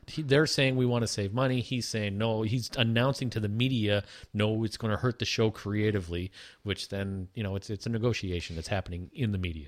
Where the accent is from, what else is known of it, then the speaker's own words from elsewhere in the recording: Toronto, Ontario, Canada; we're from Toronto